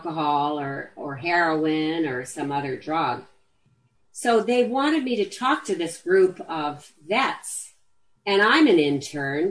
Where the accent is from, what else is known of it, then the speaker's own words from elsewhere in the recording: Los Angeles, California, United States; I grew up in the Hollywood Hills